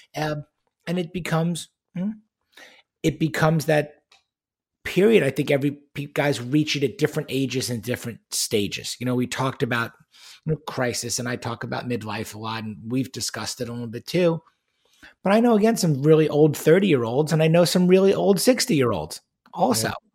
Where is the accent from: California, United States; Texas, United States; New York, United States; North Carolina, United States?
New York, United States; Long Island; where I grew up on Long Island in New York